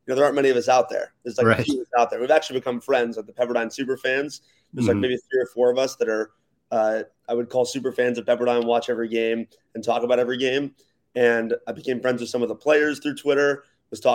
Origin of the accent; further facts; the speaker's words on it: Los Angeles, California, United States; also born or lived in Wisconsin; I'm from Los Angeles, born and raised here.